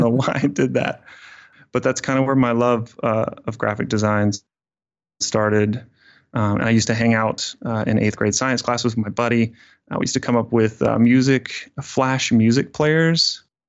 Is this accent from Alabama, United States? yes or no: yes; Fairhope, Alabama, United States; I grew up in Southern Alabama. Um, very small town called Fairhope